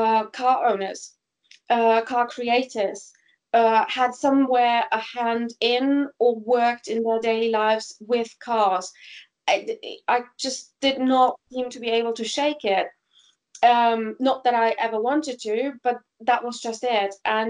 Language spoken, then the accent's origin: English; Germany; moved away as an adult; also born or lived in Greece / Fuerteventura / Switzerland; once I left Germany, because I was born and raised in Germany, gosh, when did I leave? I left in 2000. I left first to Greece, only to go to Fuerteventura.